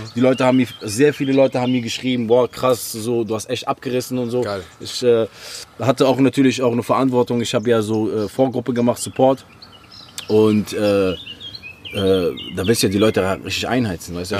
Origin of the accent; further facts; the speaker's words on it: Oran, Oran Province, Algeria; also born or lived in Gladenbach, Germany; now in Germany; ich komme aus Oran, Bruder. Das ist eine 3-Millionen-Stadt